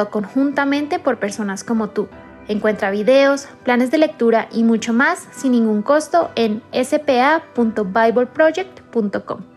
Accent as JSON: {"language": "Spanish", "region": "Bogotá", "country": "Colombia", "said": "soy de Bogotá, Colombia"}